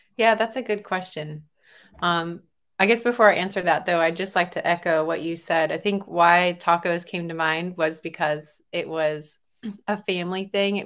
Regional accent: Texas, United States; also born or lived in California; I was born in California and then was raised mostly in Texas

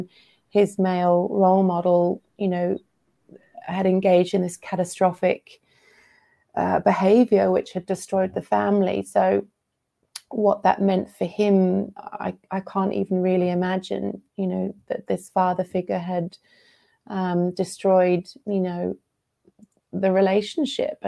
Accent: England, United Kingdom; moved away as an adult; also born or lived in Australia / India / Sri Lanka; I'm British. I grew up in England. Then I moved to Australia, then India, then Sri Lanka.

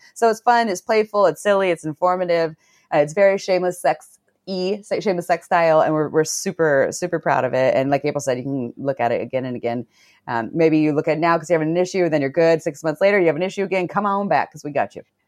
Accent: Santa Cruz, California, United States; I grew up in Santa Cruz

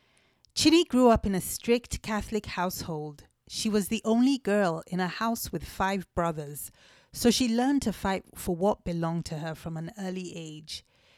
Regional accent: Owerri, Imo, Nigeria; we're both from Owerri in Imo State. We have fun with our dialect of Igbo language.

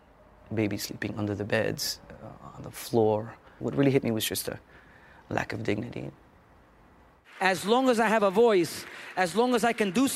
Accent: United States; being born American, but being identified as a Latino in my heart, my soul, my upbringing, everything I am.

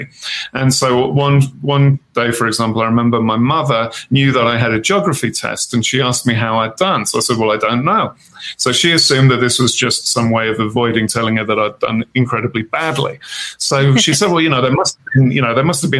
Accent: Birmingham, West Midlands, United Kingdom; now in Wyoming, United States; I was born in Birmingham, England

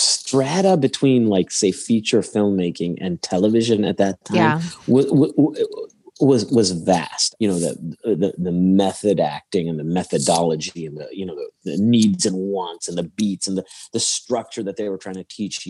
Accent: Chicago, Illinois, United States; I'm from Chicago

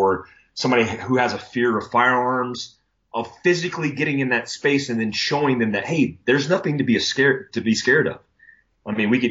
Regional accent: Florida, United States; lightning is something that I grew up with in Florida

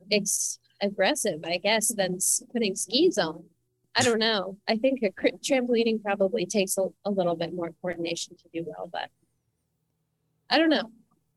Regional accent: Redding, Connecticut, United States; moved away; So I used to live in Reading, Connecticut

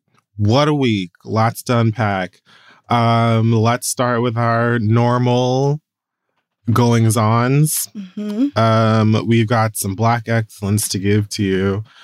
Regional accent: Miami, Florida, United States; As a Jamaican American who was raised in Miami

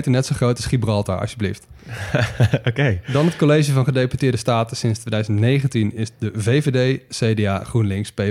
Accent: Wageningen, Gelderland, Netherlands; ik eh, kom uit Wageningen. Dat is echt een beetje de zuidkant van de Veluwe. De Veluwezoom noemen ze dat dan, die, eh, die regio.

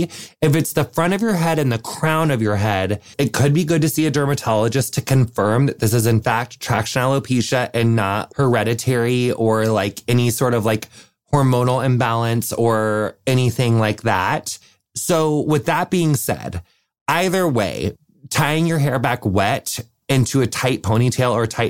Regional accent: Wisconsin, United States; I'm from Wisconsin, and I have a question that I'd like to submit for the Q&A call.

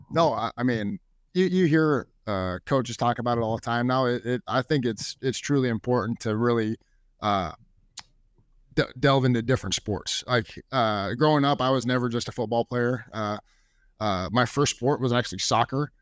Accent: Bellevue, Nebraska, United States; I've loved growing up in Bellevue

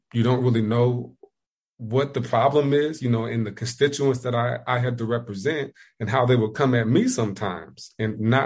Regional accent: Indiana, United States; moved away as an adult; also born or lived in Ohio; now in South Carolina, United States

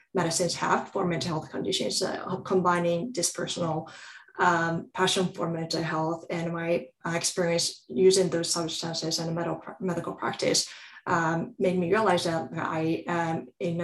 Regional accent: Japan; moved away as an adult; also born or lived in Southeast Asia / Europe; now in United States; I grew up in Japan

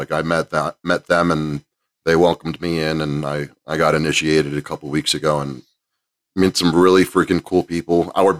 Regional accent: New York City, New York, United States; I grew up in New York City

